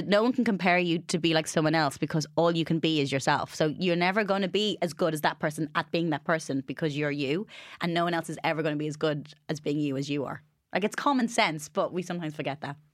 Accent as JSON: {"language": "English", "country": "Ireland", "tie": "born or raised there", "moved": "yes", "said": "growing up in Ireland"}